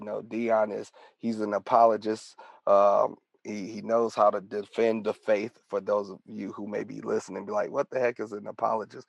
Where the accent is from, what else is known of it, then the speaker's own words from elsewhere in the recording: Detroit, Michigan, United States; we grew up together, a childhood friend, and born and raised in Detroit, Michigan